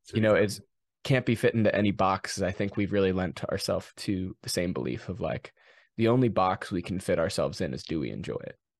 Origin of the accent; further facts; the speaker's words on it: Ohio, Indiana, United States; also born or lived in Cincinnati, Ohio; now in Redding, United States; I always tell people I grew up in Cincinnati, Ohio, but I grew up in on the state line on the Indiana side